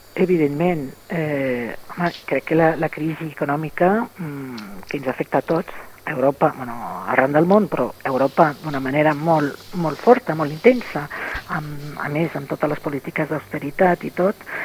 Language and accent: Catalan; France; moved away; com a francesa